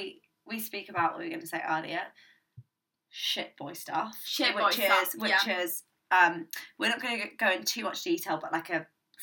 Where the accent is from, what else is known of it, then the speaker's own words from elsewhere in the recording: England, United Kingdom; accent: English; if you hear an English accent, you know you're speaking to, well, listening